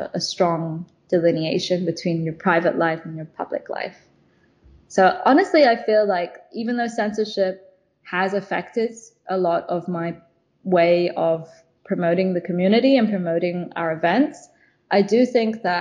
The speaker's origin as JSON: {"language": "English", "region": "London", "country": "United Kingdom", "moved": "yes", "lives_now": "China", "said": "I'm from London originally."}